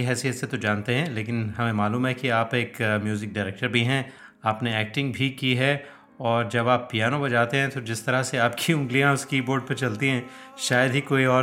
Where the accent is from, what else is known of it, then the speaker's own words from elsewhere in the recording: Jammu and Kashmir, India; तो अदनान साहब मैं भी कश्मीर से हूँ और पंडित शिव कुमार शर्मा भी कश्मीर से हैं